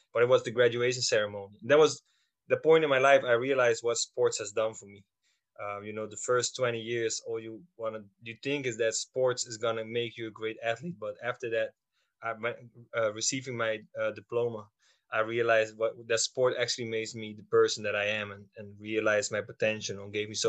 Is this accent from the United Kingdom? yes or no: no; Schiedam, South Holland, Netherlands; I grew up in the Netherlands, in Schiedam